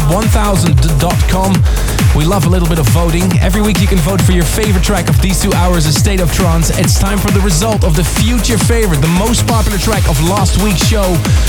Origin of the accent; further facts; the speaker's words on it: Leiden, South Holland, Netherlands; I'm playing in my hometown in Leiden in the Netherlands